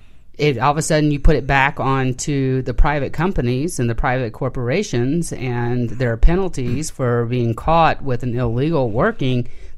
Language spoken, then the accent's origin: English; United States; as an American